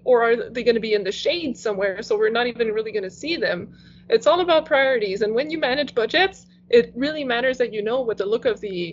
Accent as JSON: {"language": "English", "region": "Quebec", "country": "Canada", "first_language": "French", "second_language": "English", "said": "I used to watch TV in French because that was my first language"}